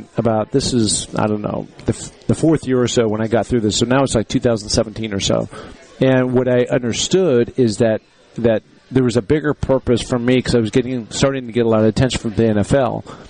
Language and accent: English; the Northwest, Pacific Northwest, United States; moved away as an adult; now in Sun Valley, Idaho, United States; I grew up in the Northwest and there's mountains up there